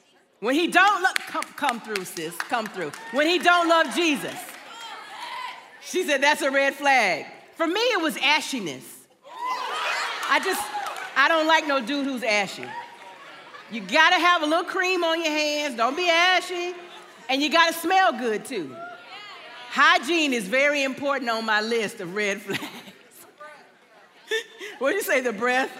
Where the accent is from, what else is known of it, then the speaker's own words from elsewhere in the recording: Augusta, Georgia, United States; also born or lived in metro Atlanta, Georgia; now in Atlanta, United States; I'm from Augusta, Georgia.